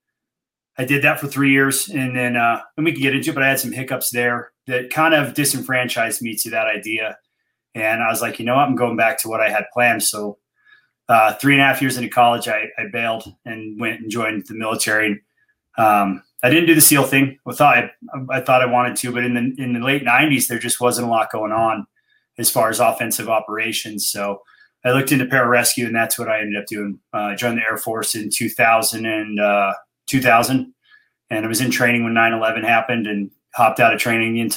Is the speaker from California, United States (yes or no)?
yes; San Diego, California, United States; moved away as an adult; also born or lived in Montrose, Colorado / Salt Lake City, Utah; now in Colorado, United States; Grew up in San Diego